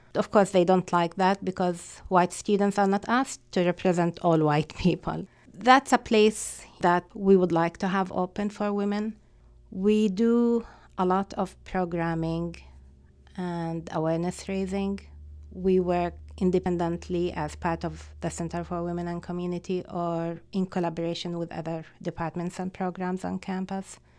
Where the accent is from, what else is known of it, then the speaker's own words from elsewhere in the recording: Palestine; English is a second language; moved away as an adult; now in United States; Being Palestinian